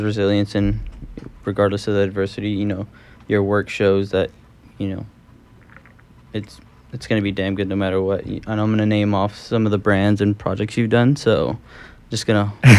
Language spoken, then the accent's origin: English; the South, United States; I grew up in the South, so for me it's very different.